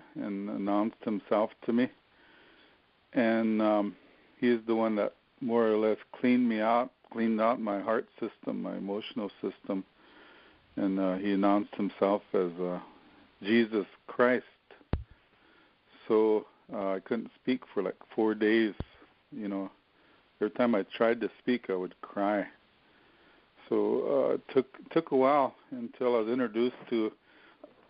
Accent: Wagner, South Dakota, United States; in my hometown, Wagner, South Dakota

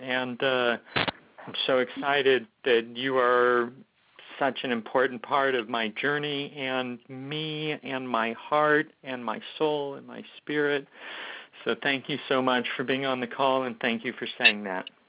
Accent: Omaha, Nebraska, United States; I was raised in Omaha, Nebraska

